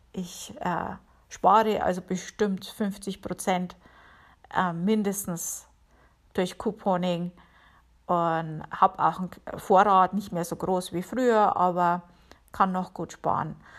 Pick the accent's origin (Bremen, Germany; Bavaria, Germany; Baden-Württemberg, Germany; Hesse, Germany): Bavaria, Germany; moved away as an adult; now in Connecticut, United States; Ich komme ja aus Bayern